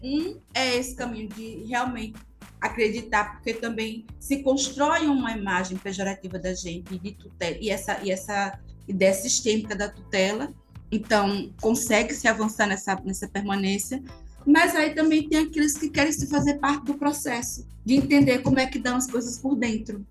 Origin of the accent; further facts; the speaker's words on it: Pankararu people, Sertão Pernambucano, Pernambuco, Brazil; sou indígena, sou do povo Pancararu, venho do Bimacatinga